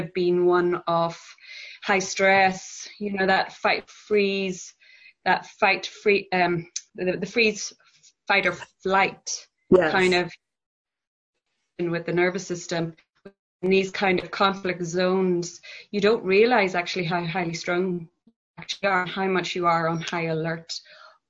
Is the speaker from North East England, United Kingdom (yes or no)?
no; Northern Ireland, United Kingdom; moved away as an adult; also born or lived in Belfast; I grew up in a very Catholic, conservative background in Northern Ireland, at the backdrop of the Troubles conflict zone